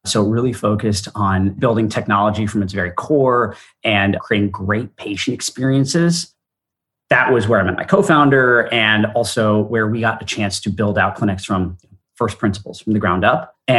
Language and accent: English; India; also born or lived in Singapore; spending most of my life in India. I'm Indian by origin. And growing up abroad set a lot of who I am today.